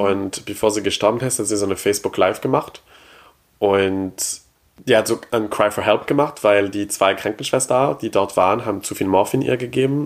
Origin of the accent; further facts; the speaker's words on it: Quebec, Canada; German is a second language; moved away; ich komme aus Quebec